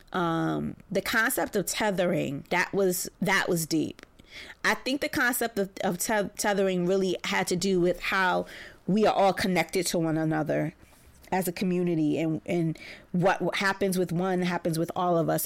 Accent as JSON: {"language": "English", "town": "New York City", "region": "New York", "country": "United States", "tie": "born or raised there", "said": "growing up in Bed Stuy, Brooklyn"}